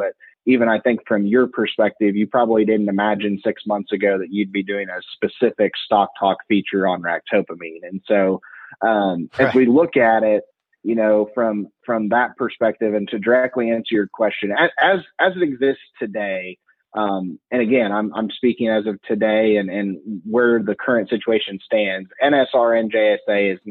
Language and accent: English; Western Illinois, United States; where I grew up in Western Illinois, we had a buying station 5 miles from our farm